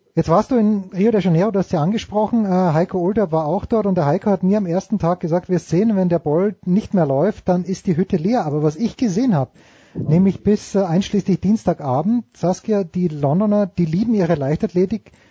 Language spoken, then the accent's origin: German; Austria; als Österreicher